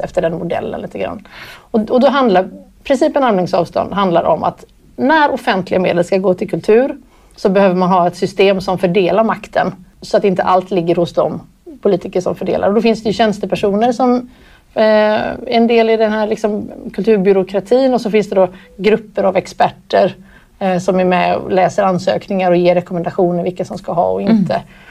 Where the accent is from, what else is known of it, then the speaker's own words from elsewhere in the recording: Gothenburg, Västra Götaland, Sweden; jag växte upp i Göteborg